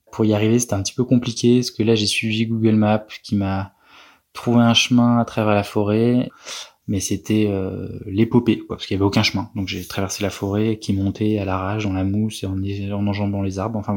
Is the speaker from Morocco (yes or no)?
no; Paris, Île-de-France, France; Je sais pas, je viens de Paris donc.